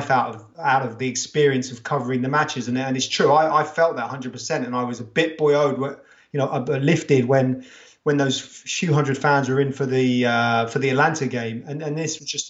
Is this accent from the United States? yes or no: no; England, United Kingdom; we're English